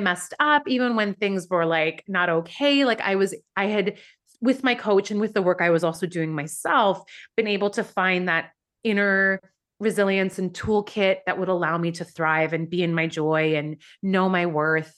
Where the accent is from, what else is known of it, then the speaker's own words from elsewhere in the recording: Vancouver, British Columbia, Canada; moved away as an adult; also born or lived in Iran; now in New York, United States; where I grew up in Vancouver